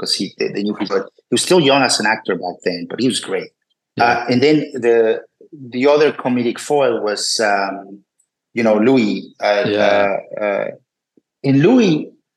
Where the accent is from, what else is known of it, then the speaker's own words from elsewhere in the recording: Puebla, Mexico; moved away as an adult; also born or lived in New York, United States; I grew up in Puebla, Mexico